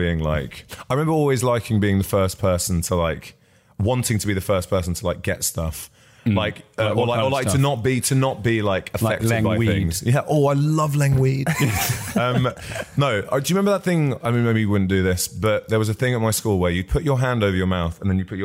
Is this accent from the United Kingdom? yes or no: yes; Barnet, London, United Kingdom; I grew up in Barnet